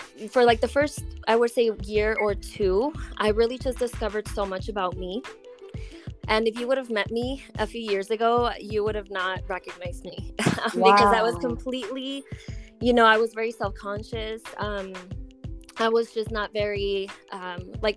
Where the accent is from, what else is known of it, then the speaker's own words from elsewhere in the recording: Colorado, United States; also born or lived in Durango, Mexico; I was actually born in Durango, Mexico. And I moved to the United States when I was 4 years old, and I've been here ever since. And by here, I mean Colorado.